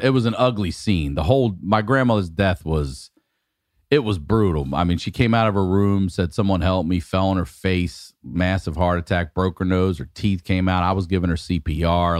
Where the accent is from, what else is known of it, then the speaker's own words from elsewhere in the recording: Maryland, United States; very confusing time growing up in Maryland because we're forty-five minutes from D C